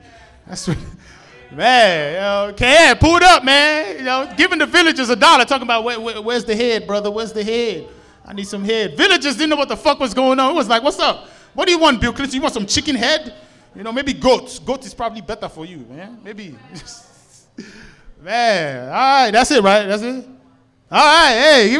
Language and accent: English; Nigeria; now in United States; I was born in Nigeria, man.